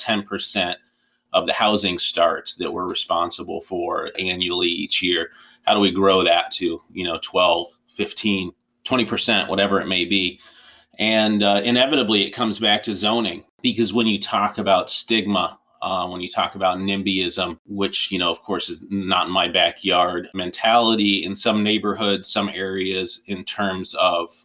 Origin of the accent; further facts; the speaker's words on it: Tucson, Arizona, United States; I grew up in Tucson, Arizona